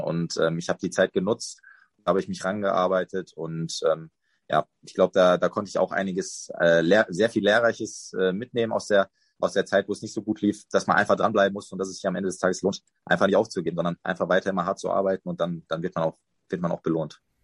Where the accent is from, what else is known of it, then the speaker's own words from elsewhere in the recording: Dortmund, North Rhine-Westphalia, Germany; also born or lived in Paderborn / Mainz; now in Cologne, Germany; als gebürtiger Dortmunder bin natürlich auch äh, Emotionalität gewöhnt